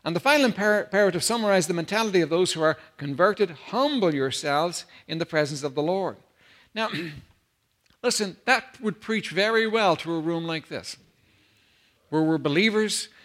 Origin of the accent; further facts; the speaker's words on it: Ireland; I come from Ireland, Holy Catholic Ireland